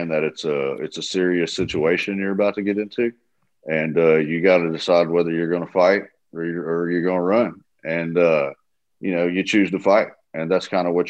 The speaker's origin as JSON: {"language": "English", "region": "the South", "country": "United States", "said": "I'm from the South"}